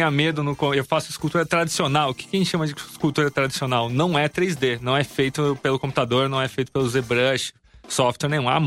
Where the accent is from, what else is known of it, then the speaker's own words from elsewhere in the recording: Brazil; Não, sou do Brasil.